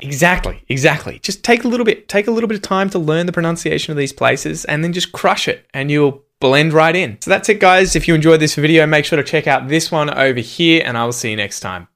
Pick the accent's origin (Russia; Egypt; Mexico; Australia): Australia